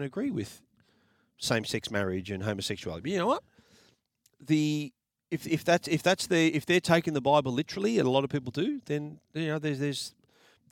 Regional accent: Australia; growing up as a kid in the 70s. I was born in Australia, mate. My whole childhood was being called a wog

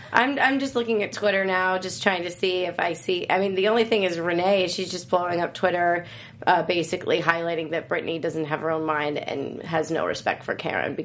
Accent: New Jersey, United States; I'm from Jersey

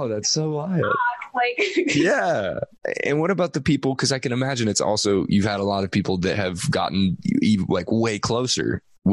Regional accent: Bainbridge Island, Washington, United States; I grew up on Bainbridge Island, which is like, if you take one of the little ferries, you know, the Seattle ferries, you just take it over to Bainbridge Island, and that's my hometown

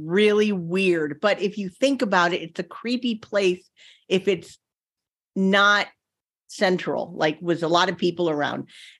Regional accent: Naples, Florida, United States; I'm originally from Naples, Florida, and there's a big old pier that goes out. And I spent a lot of time on that pier as a kid.

